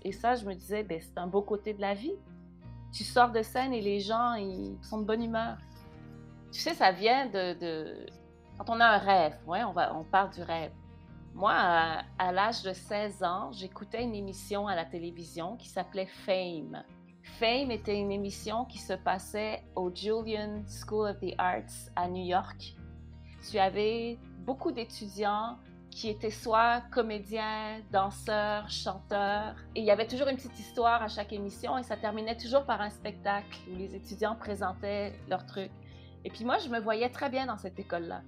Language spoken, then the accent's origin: French; Montreal, Quebec, Canada; moi, je suis née à Montréal euh, de parents d'origine haïtienne